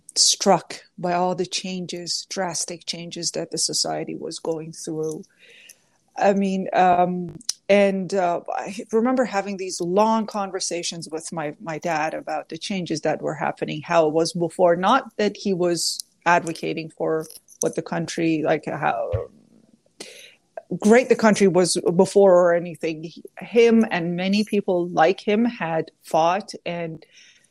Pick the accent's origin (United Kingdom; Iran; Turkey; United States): Iran; southwestern Iran; now in Toronto, Canada; I was born in a war zone, essentially, in southwestern Iran, bordering Iraq.